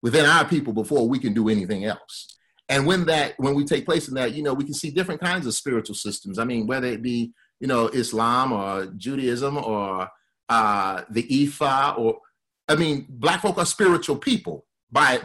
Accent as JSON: {"language": "English", "region": "Alabama", "country": "United States", "tie": "born or raised there", "said": "my family is from Mississippi and Louisiana, I grew up in Alabama"}